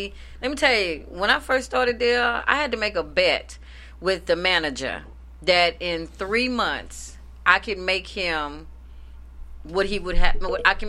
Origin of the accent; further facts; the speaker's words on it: the South, United States; I'm from the South.